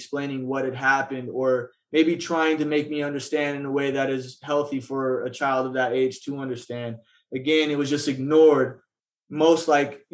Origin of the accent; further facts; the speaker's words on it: Phoenix, Arizona, United States; I was born right here in Phoenix, Arizona, more specifically the Maryvale area.